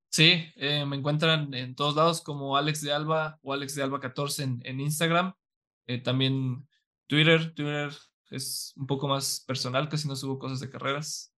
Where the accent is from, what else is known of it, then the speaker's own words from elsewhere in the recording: San Luis Potosí, Mexico; yo soy de San Luis